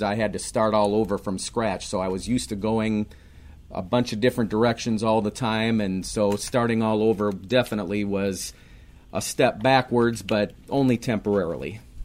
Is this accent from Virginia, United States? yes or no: no; Minneapolis, Minnesota, United States; also born or lived in St. Louis area / Raleigh; now in Apex, United States; Born and raised in Minneapolis.